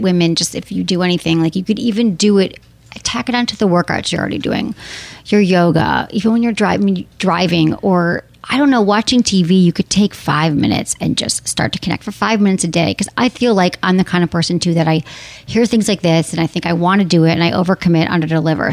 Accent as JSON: {"language": "English", "region": "Michigan", "country": "United States", "tie": "born or raised there", "said": "my home state, Michigan"}